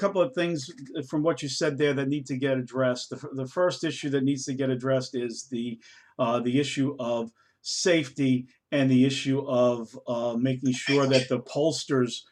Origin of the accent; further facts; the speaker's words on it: New York, United States; now in Maryland, United States; I grew up in the Bronx.